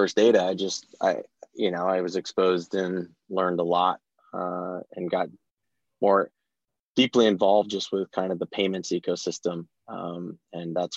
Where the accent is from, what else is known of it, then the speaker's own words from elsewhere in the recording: Bay Area, California, United States; I was born and raised in the Bay Area